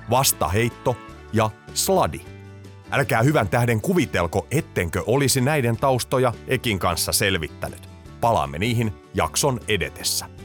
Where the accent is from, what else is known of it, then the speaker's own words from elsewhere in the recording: Helsinki, Uusimaa, Finland; Ihan stadilainen, joo, synnynnäinen.